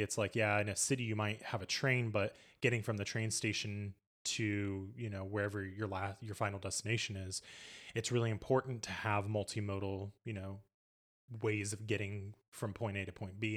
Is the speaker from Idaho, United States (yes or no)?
no; Indianapolis, Indiana, United States; we're from Indianapolis, we're from Indiana